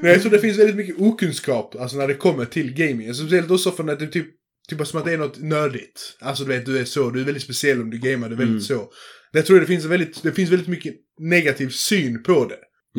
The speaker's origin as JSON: {"language": "Swedish", "country": "Sweden", "tie": "born or raised there", "said": "jag är född i Sverige"}